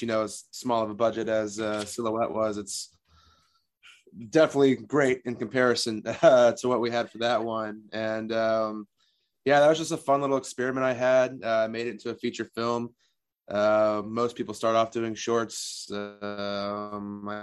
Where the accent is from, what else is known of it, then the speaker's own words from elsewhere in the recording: Copeville, Texas, United States; my hometown mentioned by name in a Tarantino movie